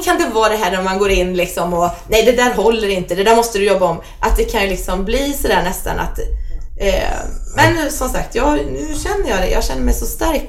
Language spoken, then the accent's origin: Swedish; Bålsta, Uppsala County, Sweden; also born or lived in Solna; mamma och pappa eh, flyttade ut oss till Bålsta. Så där har jag vuxit upp